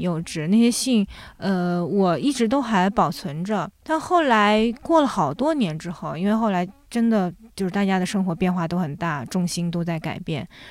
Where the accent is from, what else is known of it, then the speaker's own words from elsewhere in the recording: a small village in Jiangsu, China; moved away as an adult; also born or lived in Shanghai / France; now in Beijing, China; 那后来我从上海跟着我父母又回到了我奶奶，爷爷奶奶家。我爷爷奶奶家其实就是在江苏的一个，呃，小村庄里面